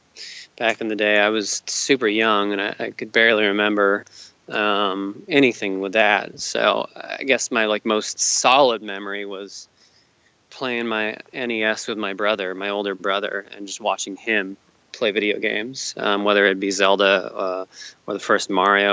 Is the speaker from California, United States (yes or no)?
yes; California, United States; also born or lived in Hawaii; But I was raised here in Southern California for most of my life, so.